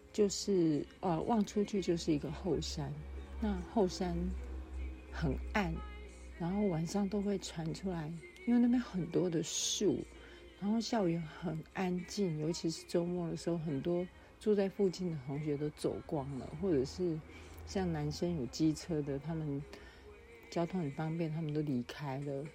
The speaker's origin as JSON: {"language": "Chinese", "region": "Yilan County", "country": "Taiwan", "tie": "born or raised there", "also_born_or_lived": "Taipei / Hsinchu / Taichung", "moved": "as an adult", "said": "我回到了我的家乡宜兰。那除了拜访亲友之外，我最，这一次最重要的目的就是要回到我的母校，复兴工商专校，也就是南洋技术学院，简称南技"}